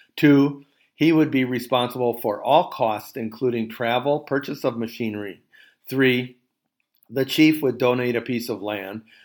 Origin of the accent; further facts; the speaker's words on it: United States; moved away as an adult; also born or lived in France; now in Cord, France; I'm an American, retired professor